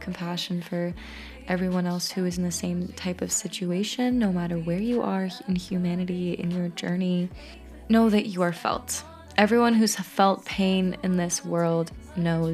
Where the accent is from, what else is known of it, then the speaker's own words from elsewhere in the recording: Peaks Island, Maine, United States; also born or lived in Lithuania; when I was 12 years old, I moved back to Maine, to Peaks Island, actually